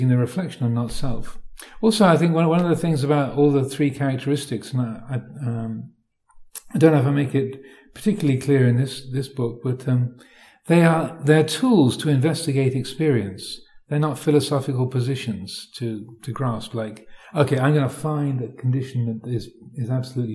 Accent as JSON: {"language": "English", "country": "United Kingdom", "said": "I'm British"}